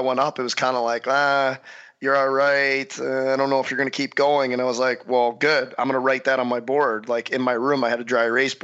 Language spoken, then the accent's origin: English; St. Louis, Missouri, United States; growing up in St. Louis